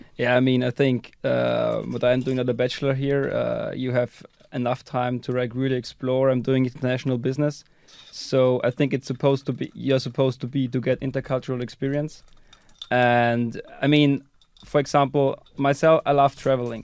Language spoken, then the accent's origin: English; Austria; moved away as an adult; also born or lived in Netherlands / United Kingdom; now in Estonia; I'm from Austria, and I ended up here in Estonia going to E B S